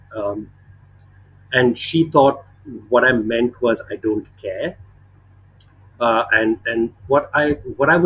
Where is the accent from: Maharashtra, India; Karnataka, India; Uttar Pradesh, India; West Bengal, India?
Karnataka, India; Bangalore; now in Chennai, India; I grew up in Bangalore